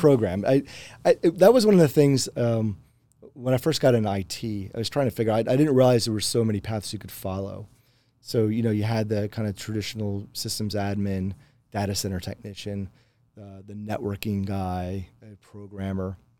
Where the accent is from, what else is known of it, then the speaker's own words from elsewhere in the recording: Pennsylvania, United States; moved away; a lot of folks that I grew up with too in Pennsylvania